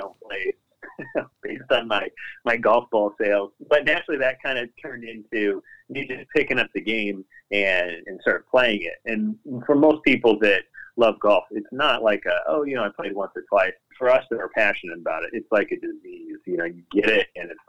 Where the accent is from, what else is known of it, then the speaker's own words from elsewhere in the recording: Indiana, United States; where I was born in Indiana